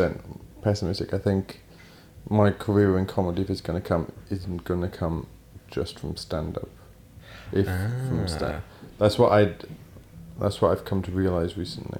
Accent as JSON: {"language": "English", "town": "Swansea", "region": "Wales", "country": "United Kingdom", "moved": "yes", "lives_now": "London, United Kingdom", "said": "I couldn't even go home to Swansea"}